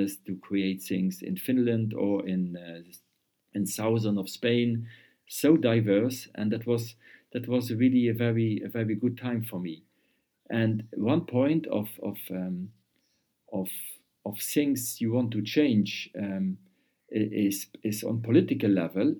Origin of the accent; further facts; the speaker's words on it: Luxembourg; also born or lived in Vienna, Austria; I came back to Luxembourg.